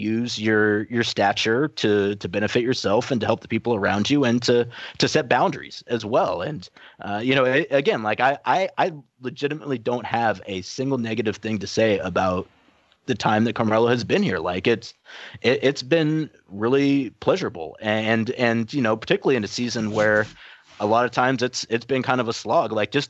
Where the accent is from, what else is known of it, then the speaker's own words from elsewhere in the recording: New York, United States; this is Portland and, you know, I'm from New York